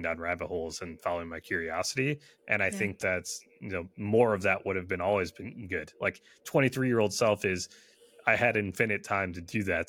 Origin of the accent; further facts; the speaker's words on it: Michigan, United States; I was born and raised in Michigan, and you know, primarily do this job from Michigan